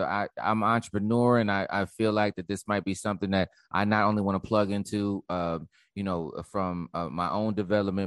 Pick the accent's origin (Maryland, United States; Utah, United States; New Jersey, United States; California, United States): New Jersey, United States; I'm from Jersey